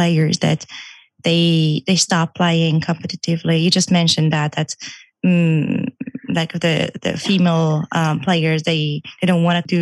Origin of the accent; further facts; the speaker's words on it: Iran; moved away; I used to actually do competitive swimming back in Iran. I'm from Iran